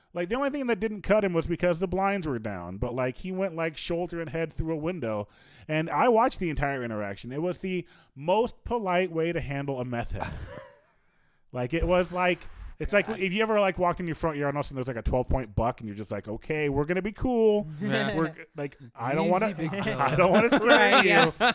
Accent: Pocahontas, Iowa, United States; also born or lived in Fort Dodge, Iowa; Pocahontas, Iowa, 15 years.

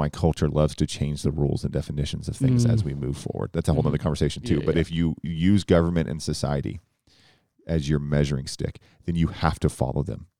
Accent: Tornado Alley, United States; I grew up in Tornado Alley, you didn't.

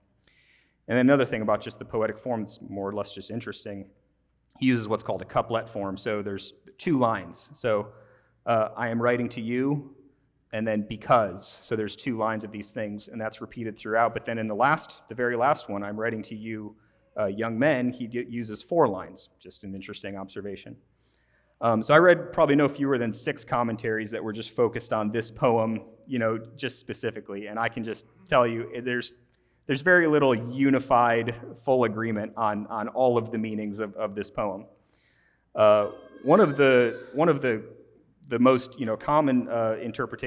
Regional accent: Midwest, United States; As a Midwesterner

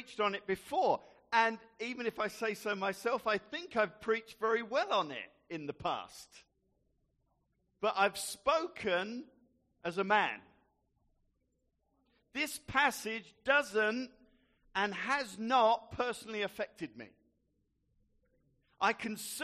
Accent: Gravesend, South East England, United Kingdom; growing up in Gravesend

